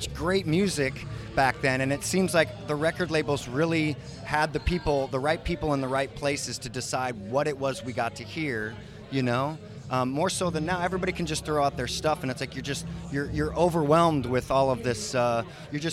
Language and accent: English; Santa Cruz, California, United States; I grew up near Santa Cruz